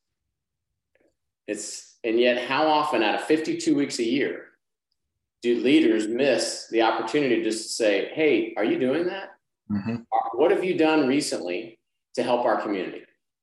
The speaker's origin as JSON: {"language": "English", "region": "Texas", "country": "United States", "moved": "yes", "lives_now": "Arkansas, United States", "said": "I'm from Texas, I live in Arkansas"}